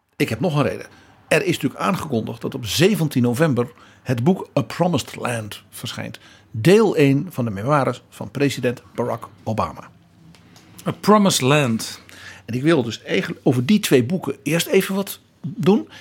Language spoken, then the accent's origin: Dutch; Netherlands; wij hebben natuurlijk als Europeanen, als Nederlanders